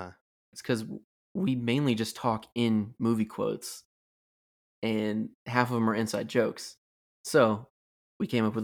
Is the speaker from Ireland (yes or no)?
no; Florida, United States; we grew up all in Florida, so every summer it would be filled with tropical storms and whatnot.